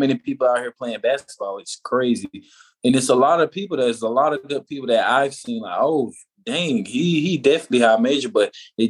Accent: Tampa, Florida, United States; now in Atlanta, United States; I like the Hawks because I live in Atlanta. And then I'm from Tampa

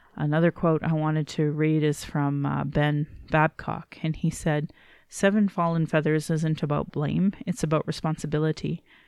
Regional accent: Calgary, Alberta, Canada; I was born in Calgary

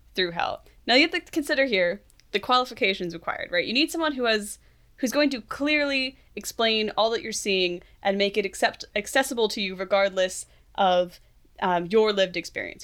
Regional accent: Philadelphia, Pennsylvania, United States; moved away; I grew up around Philly

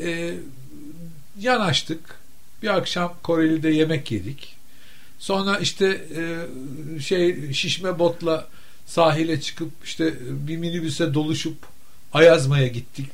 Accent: Istanbul, Turkey; ben modalıyım

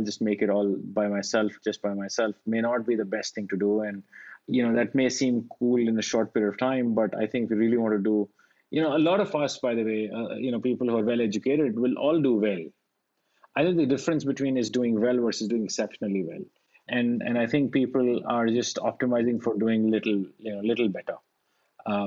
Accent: India; moved away; I grew up in India

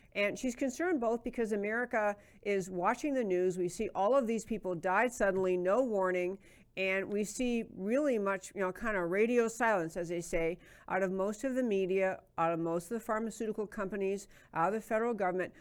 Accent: New York, United States; I grew up in New York

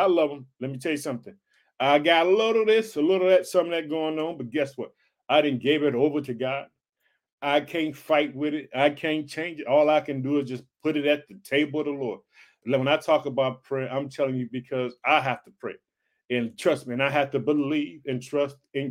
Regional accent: Illinois, United States; the state of Illinois, which is my home state

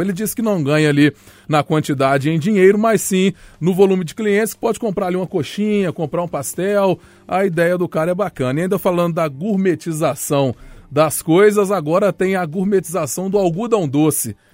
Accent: Belo Horizonte, Minas Gerais, Brazil; fui nascido e criado no Barreiro

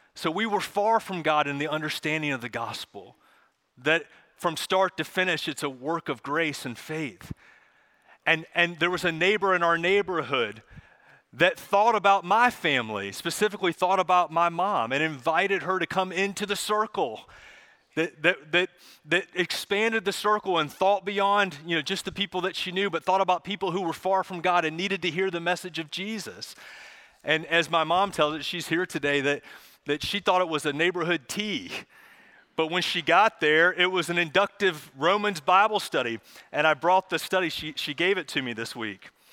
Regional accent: Charlotte, North Carolina, United States; my family, we, we grew up here in Charlotte

